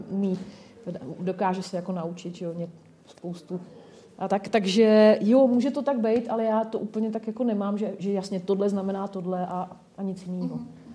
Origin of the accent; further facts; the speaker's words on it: Nymburk, Central Bohemian Region, Czechia; now in Brno, Czech Republic; já pocházím z Nymburka